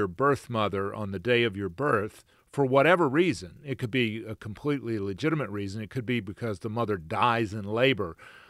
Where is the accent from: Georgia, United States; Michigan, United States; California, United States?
Georgia, United States; Macon; born there; Well, mine says I was born in Albany, Georgia, and I was in fact born in Macon.